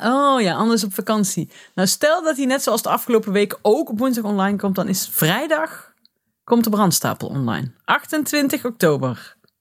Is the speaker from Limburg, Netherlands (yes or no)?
yes; Limburg, Netherlands; now in Nijmegen, Netherlands; ik kom ben een Limburger, trotse Limburger, die al heel lang bij Nijmegen woont, of in Nijmegen